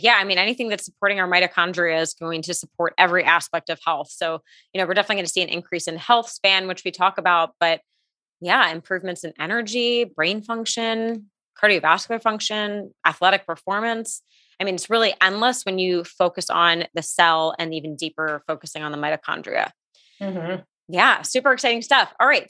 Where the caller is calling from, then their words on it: Las Vegas, Nevada, United States; I'm tuning in from Las Vegas today